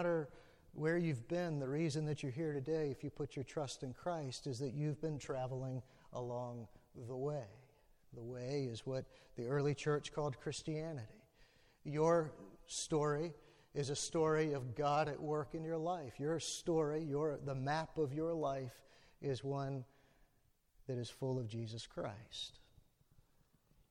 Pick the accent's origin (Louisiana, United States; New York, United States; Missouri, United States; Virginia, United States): Virginia, United States; Alexandria; I was born and raised in Alexandria, right across from the river from D.C.